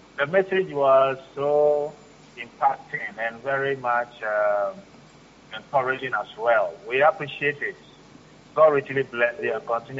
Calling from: Accra, Greater Accra, Ghana; calling from Accra, Ghana.

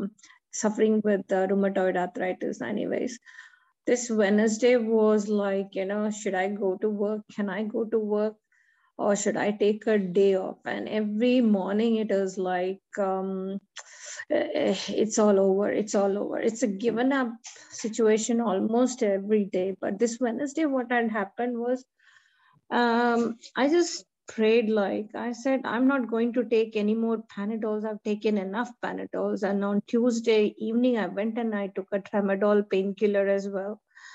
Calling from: Melbourne, Victoria, Australia; Praise the Lord, everyone. … from Melbourne.

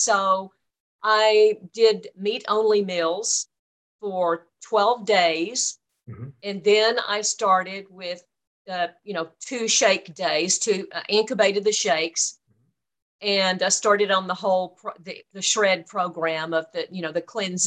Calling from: Dallas, Texas, United States; I'm calling from Dallas, Texas.

